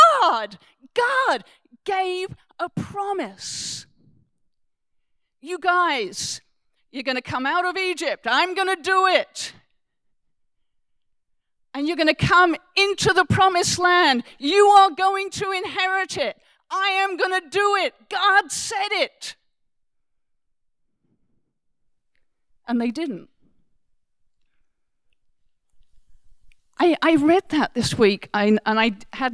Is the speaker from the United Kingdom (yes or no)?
yes; England, United Kingdom; I am English